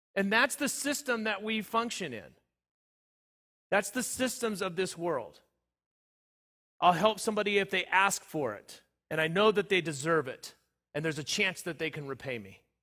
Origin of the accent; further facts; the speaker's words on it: Southern California, United States; where I was growing up in Southern California